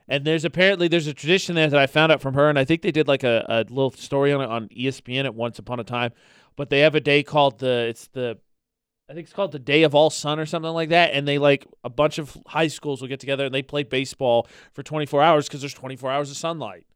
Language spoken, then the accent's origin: English; Midwest, United States; now in Utah, United States; I'm from the Midwest